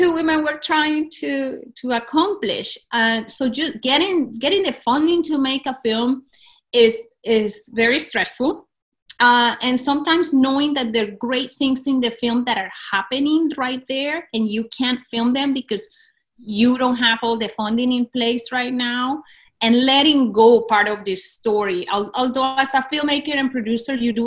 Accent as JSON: {"language": "English", "town": "Cúcuta", "region": "Norte de Santander", "country": "Colombia", "tie": "born or raised there", "said": "my hometown of Cúcuta"}